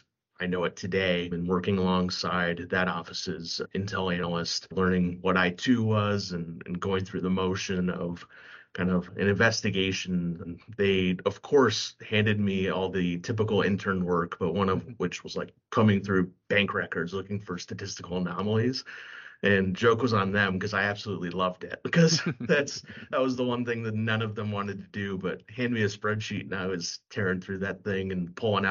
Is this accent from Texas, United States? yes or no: no; Kansas City, Kansas, United States; moved away as an adult; also born or lived in California / Manhattan, Kansas / Philadelphia; now in Minneapolis, United States; I actually was born and raised in California, but spent most of my childhood and growing up in Kansas City, the Kansas side specifically